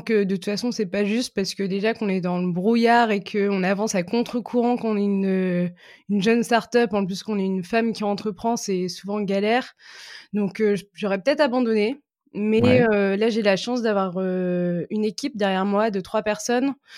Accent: Lille, Hauts-de-France, France; je suis lilloise

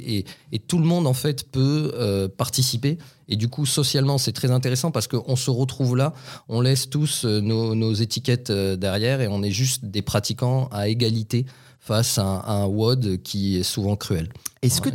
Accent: Toulouse, Occitania, France; chez nous, à Toulouse

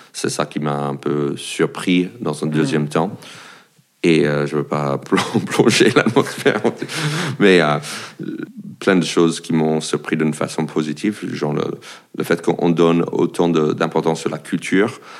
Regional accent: United States; French is a second language; moved away as an adult; also born or lived in France; now in Paris, France; je suis un Américain qui habite en France

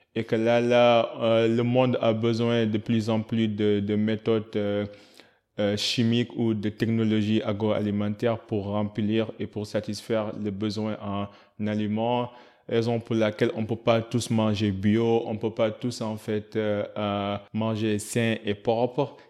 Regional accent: Senegal; en tant que Sénégalais

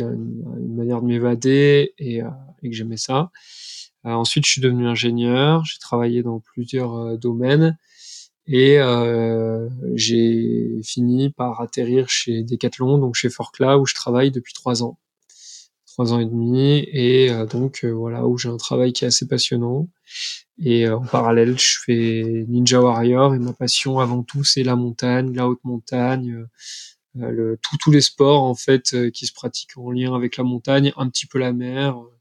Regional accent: Montpellier, Occitania, France; moved away; also born or lived in Troyes; je viens de Troyes à la base, mais j'ai fait mon enfance à Montpellier.

